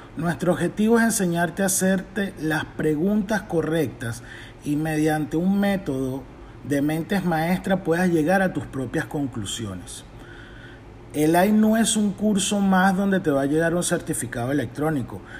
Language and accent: Spanish; Venezuela; now in Tennessee, United States; soy venezolano, actualmente vivo en Tennessee, Estados Unidos